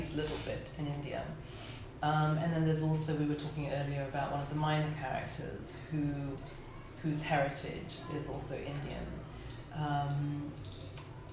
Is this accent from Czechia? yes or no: no; Lagos, Nigeria; moved away; I grew up in Nigeria when I was younger in Lagos